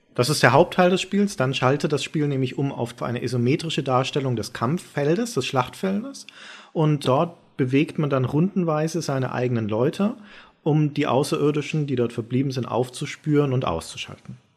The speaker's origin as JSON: {"language": "German", "town": "Nuremberg", "region": "Bavaria", "country": "Germany", "tie": "born or raised there", "said": "Nach Nürnberg, meine Heimatstadt, wo man aufgewachsen"}